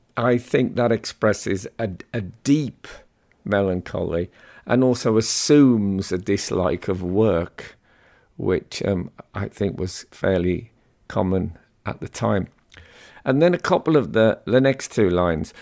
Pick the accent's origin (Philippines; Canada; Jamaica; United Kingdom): United Kingdom; West Midlands; growing up in the West Midlands